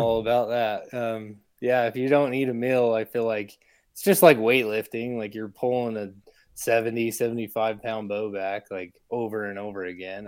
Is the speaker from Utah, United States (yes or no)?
yes; Salt Lake City, Utah, United States; I'm from Salt Lake, Utah. I'm born and raised here